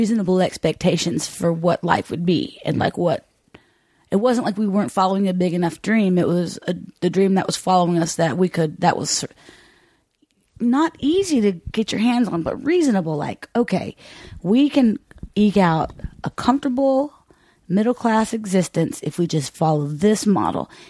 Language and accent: English; Charleston, United States; we're borderline hobos from Charleston